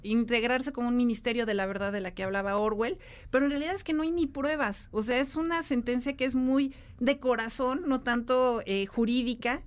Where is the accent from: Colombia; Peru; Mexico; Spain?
Mexico; no nos podemos quedar atrás en materia tecnológica como mexicanos